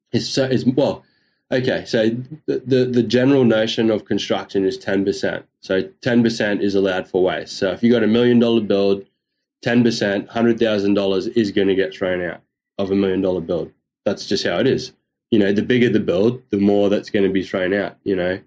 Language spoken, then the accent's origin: English; North Queensland, Australia; I'm from North Queensland